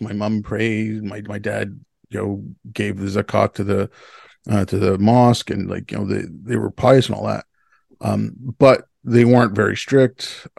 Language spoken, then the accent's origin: English; Montreal, Quebec, Canada; also born or lived in Hyderabad, India; I was born in India. I was born in Hyderabad. I was born in 69. My family moved here in 75 when I was six. I moved and, where? Montreal.